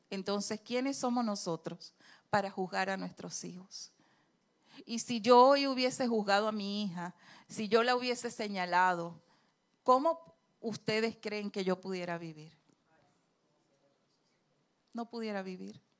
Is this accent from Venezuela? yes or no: yes; Andes, Venezuela; accent: gocho; yo hablo muy gocho porque yo soy andina